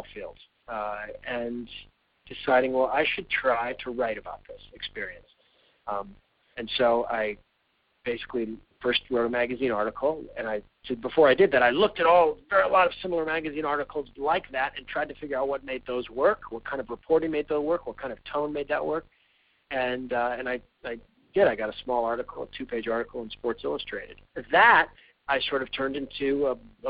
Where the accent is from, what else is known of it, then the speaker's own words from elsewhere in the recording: Alaska, United States; moved away; I grew up in Alaska